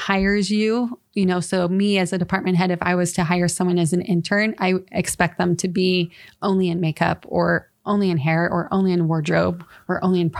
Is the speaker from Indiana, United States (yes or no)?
no; California, United States; Really? Yeah. So it's a California, Southern California. Let me clarify. Southern California.